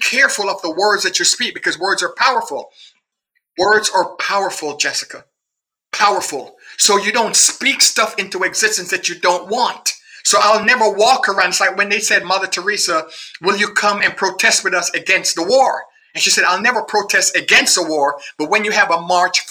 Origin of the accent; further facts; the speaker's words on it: Jamaica; I'm a Jamaican